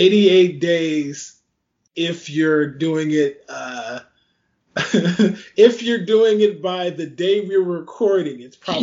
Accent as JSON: {"language": "English", "region": "Louisiana", "country": "United States", "tie": "born or raised there", "said": "my home state, Louisiana"}